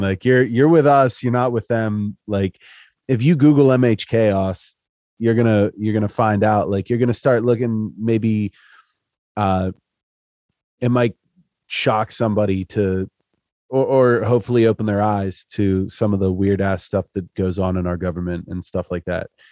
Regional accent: Central Pennsylvania, United States; I'm from Central PA

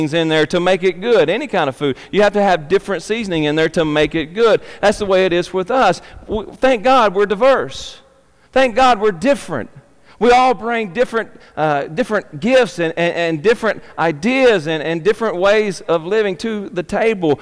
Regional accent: Arkansas, United States; I'm a redneck from Arkansas

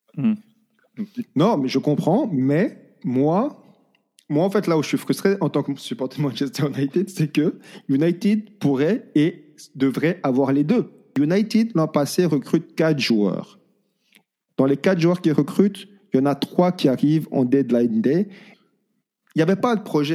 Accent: Belgium; En tant que Belge

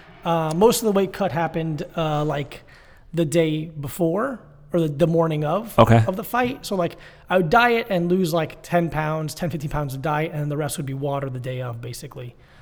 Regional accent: Florida, United States; Broward County, like Fort Lauderdale, Miami area.

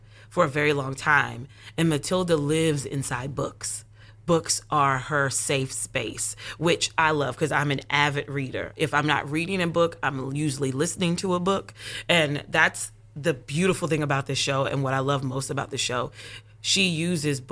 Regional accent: Concord, North Carolina, United States; now in Charlotte, United States; I am born and raised in North Carolina, born and raised in Concord, but I currently live in Charlotte, North Carolina

